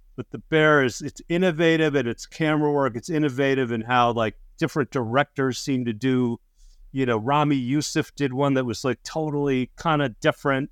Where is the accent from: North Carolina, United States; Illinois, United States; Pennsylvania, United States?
Illinois, United States; Chicago; I'm from Chicago